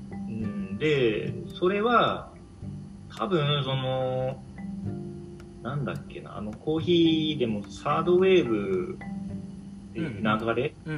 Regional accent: Japan; moved away as an adult; now in Berlin, Germany; 日本で生まれ育った

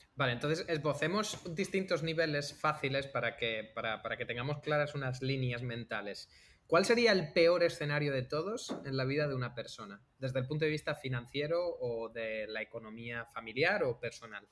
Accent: Algeciras, Andalusia, Spain; moved away as an adult; also born or lived in Alcalá de Henares; now in Barcelona, Spain; venimos los dos de Algeciras. Yo igual vengo de Algeciras

